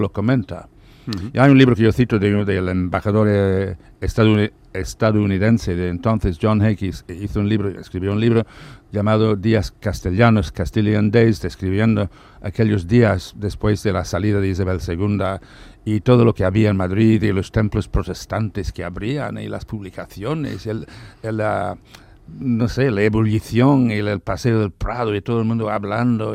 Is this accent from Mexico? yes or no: no; Ireland; moved away; yo soy irlandés